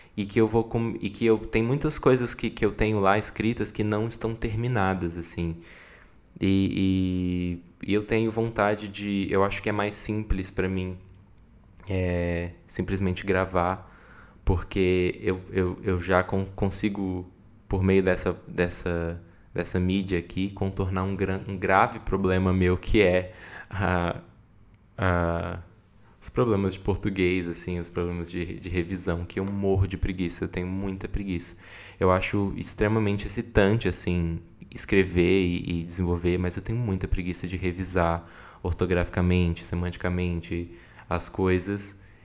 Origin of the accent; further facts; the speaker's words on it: Brasília, Federal District, Brazil; eu nasci em Brasília em 1994